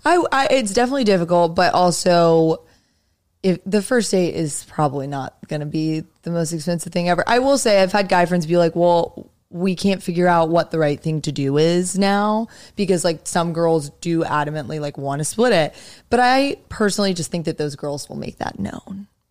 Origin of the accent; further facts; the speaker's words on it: Raleigh, North Carolina, United States; moved away as an adult; now in New York, United States; I grew up in Raleigh